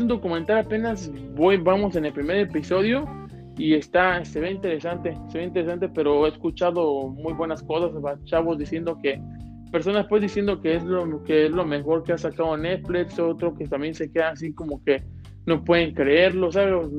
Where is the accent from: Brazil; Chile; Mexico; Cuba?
Mexico; uno como mexicano